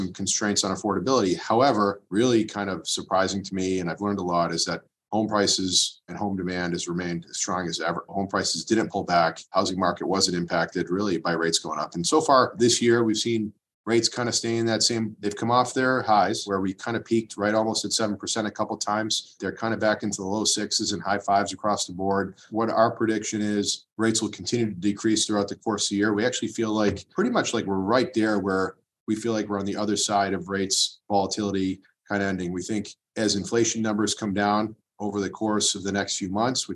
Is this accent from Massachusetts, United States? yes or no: yes; Watertown, Massachusetts, United States; also born or lived in Waltham / Belmont; local guy raised here in Watertown, went to school in Waltham and live in Belmont now